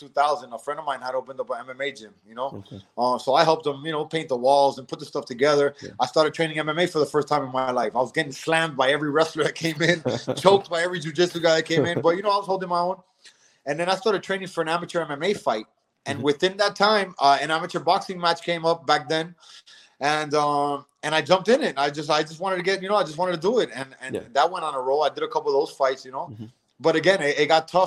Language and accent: English; Miami, Florida, United States; my parents are Cuban. I'm born and raised in Miami